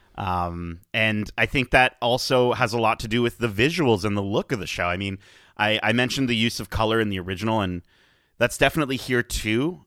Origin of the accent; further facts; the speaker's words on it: Canada; as a Canadian